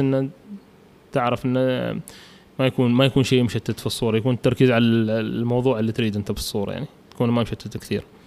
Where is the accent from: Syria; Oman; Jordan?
Oman; الملاعب عندنا بعمان